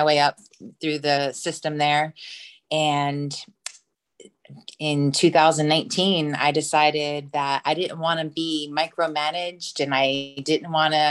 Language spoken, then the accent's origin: English; Lakeland, Florida, United States; I am from Lakeland, Florida